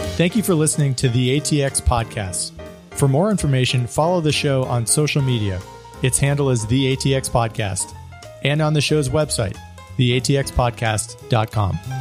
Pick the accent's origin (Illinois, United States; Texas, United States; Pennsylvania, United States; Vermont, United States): Pennsylvania, United States; I grew up in Pennsylvania